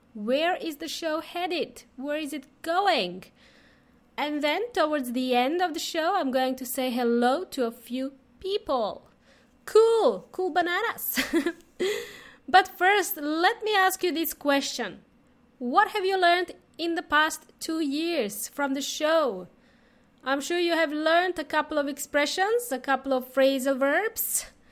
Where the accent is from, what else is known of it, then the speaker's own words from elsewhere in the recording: Serbia; also born or lived in Melbourne, Australia; now in Adelaide, Australia; I am from, uh, Serbia